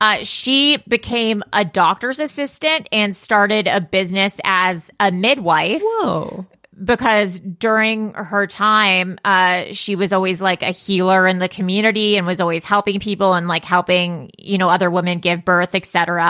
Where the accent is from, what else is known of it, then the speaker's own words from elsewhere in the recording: Los Angeles, California, United States; growing up in Los Angeles